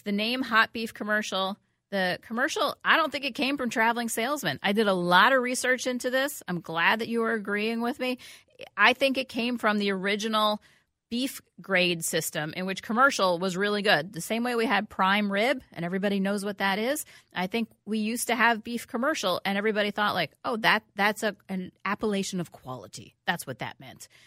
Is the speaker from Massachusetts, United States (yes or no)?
no; New York, United States; now in Minnesota, United States; I grew up in New York, as you know, from a long fa, a family of Mets supporters